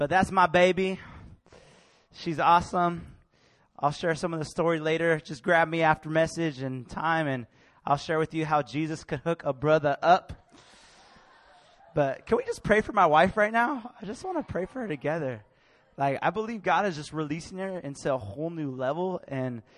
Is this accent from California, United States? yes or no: yes; Bay Area, California, United States; I grew up in the Bay Area